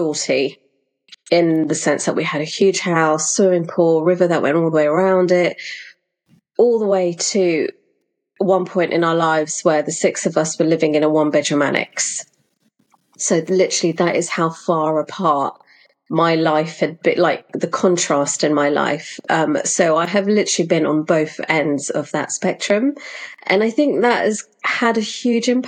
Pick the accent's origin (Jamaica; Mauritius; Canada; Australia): Mauritius; moved away; also born or lived in London; I was born in London, but when I was around 8 years old, my family up sticks and we moved out to Mauritius. And that's where my family are actually from. So we lived there for quite some time